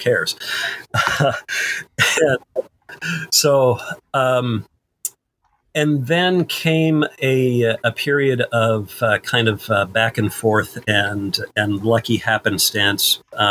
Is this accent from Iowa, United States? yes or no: yes; Iowa, United States; moved away as an adult; also born or lived in Missouri; I grew up in Iowa and college in Missouri